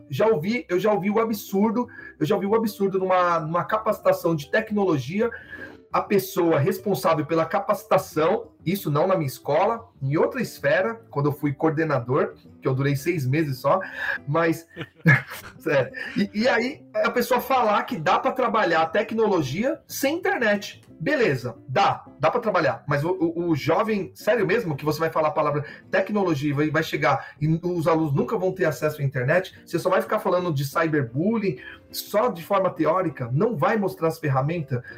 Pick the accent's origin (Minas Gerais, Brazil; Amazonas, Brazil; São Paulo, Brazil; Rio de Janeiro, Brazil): São Paulo, Brazil; eu sou de lá, né? Eu sou, na, eu sou cria de São Mateus